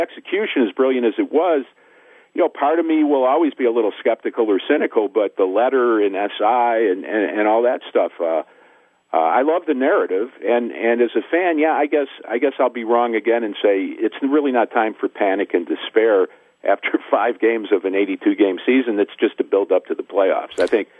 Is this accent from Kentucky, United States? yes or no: no; Miami, Florida, United States; like I was with the Miami Heat back in the 2010-2011 season. You know, it's weird because it's my hometown, and I know the players.